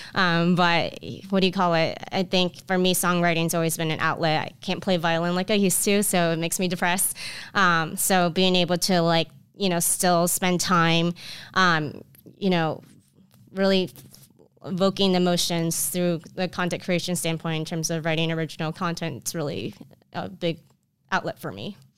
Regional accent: Orlando, Florida, United States; I grew up in Orlando, Florida

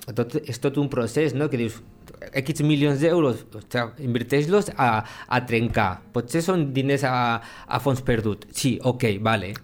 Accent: Lleida, Catalonia, Spain; soc de la Mariola

